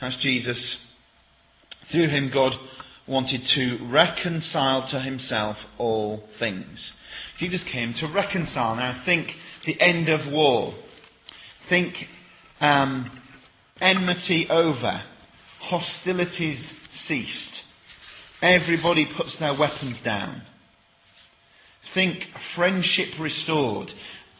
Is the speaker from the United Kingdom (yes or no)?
yes; Sheffield, Yorkshire and the Humber, United Kingdom; I'm from Sheffield